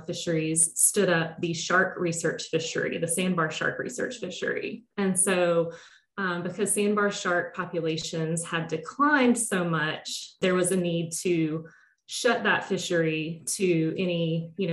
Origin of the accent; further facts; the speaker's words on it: near Tallahassee, Big Bend region of Florida, United States; now in Rhode Island, United States; I grew up in the Big Bend region of Florida, so sort of near Tallahassee in North Florida